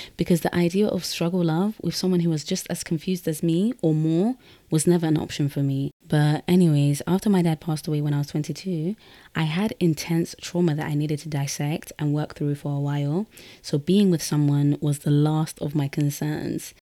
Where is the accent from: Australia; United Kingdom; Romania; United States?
United Kingdom; London; I was born and raised in London, but I'm Guinean from the Fulani tribe